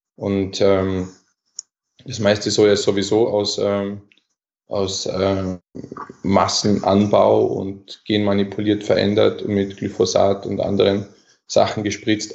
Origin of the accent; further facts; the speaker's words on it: Bregenzerwald, Vorarlberg, Austria; bei uns im Bregenzer Wald, wo ich herkomme